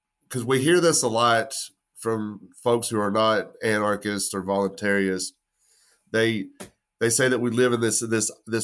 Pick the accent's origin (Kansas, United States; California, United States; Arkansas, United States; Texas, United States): Texas, United States; West; I'm from West Texas. I'm not Italian